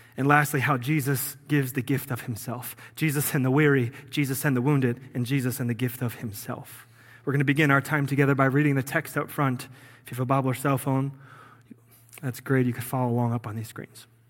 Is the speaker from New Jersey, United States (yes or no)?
yes; New Jersey, United States; moved away as an adult; I'm from Jersey